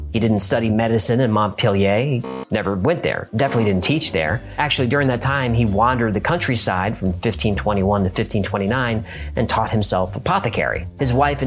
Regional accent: New York, United States; I'm from New York. Every day, as a New Yorker, we expected another attack.

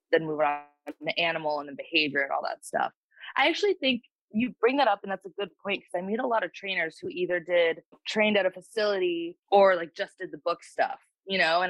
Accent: Wisconsin, United States; moved away as an adult; now in Los Angeles, United States; I'm originally from Wisconsin. Kind of middle of nowhere, Wisconsin.

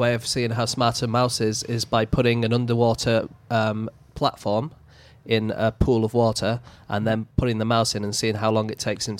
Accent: the north of England, United Kingdom; accent: northern

